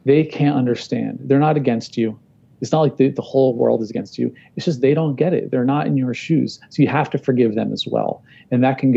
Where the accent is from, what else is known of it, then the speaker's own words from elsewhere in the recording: New Jersey, United States; I'm from New Jersey